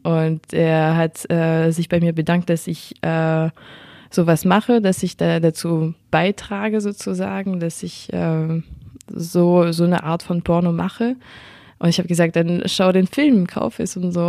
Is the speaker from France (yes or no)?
yes; France; accent: French; German is a second language; meinen französischen Akzent